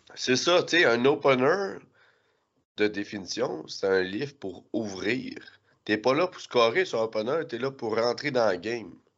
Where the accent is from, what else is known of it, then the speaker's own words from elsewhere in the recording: Quebec, Canada; en tant que Québécois